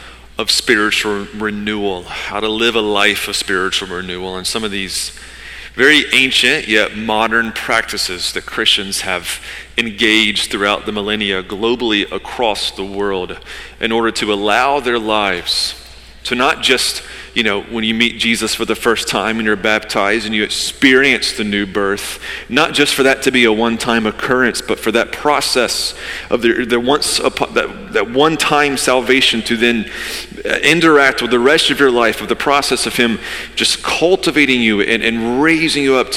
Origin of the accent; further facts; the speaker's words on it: Georgia, United States; now in Wilmington, United States; I grew up in Georgia, the Bible Belt